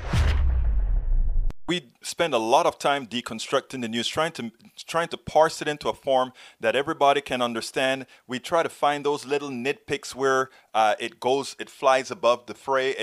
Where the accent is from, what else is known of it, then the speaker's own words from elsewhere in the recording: Panama; I'm from Panama.